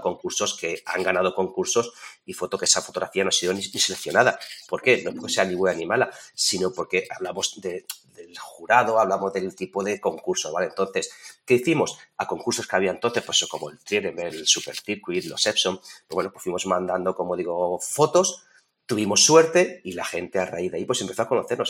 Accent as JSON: {"language": "Spanish", "town": "Torrijos", "region": "Castilla-La Mancha", "country": "Spain", "said": "yo soy de Toledo, aquí de Torrijos, yo ya tengo mi casa"}